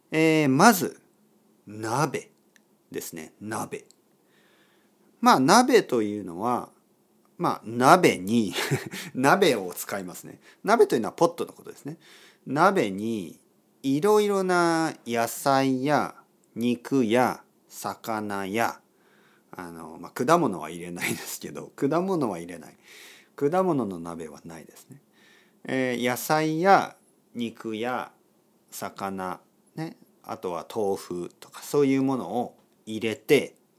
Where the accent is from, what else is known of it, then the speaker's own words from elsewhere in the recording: Kyushu, Japan; 僕の出身九州